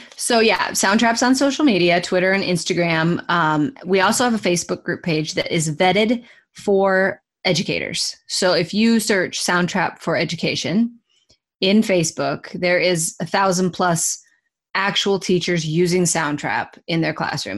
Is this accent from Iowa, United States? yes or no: yes; Iowa, United States; I'm from Iowa